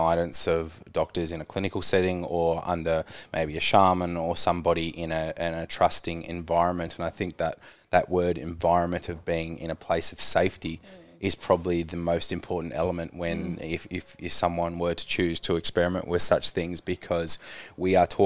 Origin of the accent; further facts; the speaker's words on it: Tasmania, Australia; growing up in Tassie, a smaller place